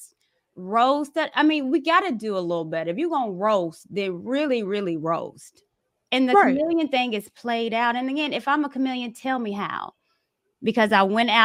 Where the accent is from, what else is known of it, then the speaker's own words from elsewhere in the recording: the South, United States; I'm from the South, grew up with brothers.